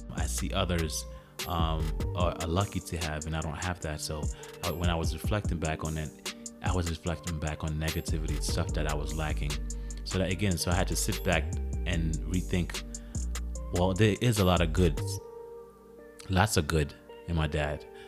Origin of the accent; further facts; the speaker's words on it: Haiti; my nationality is, is Haitian. So my father was born in Haiti and I was born in Haiti